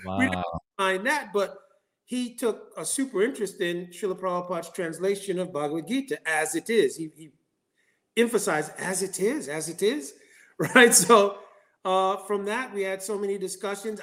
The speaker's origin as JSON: {"language": "English", "region": "New York", "country": "United States", "tie": "born or raised there", "also_born_or_lived": "Ohio", "said": "I was born in Ohio. This body is born in Ohio, and at a very young age, I came to New York"}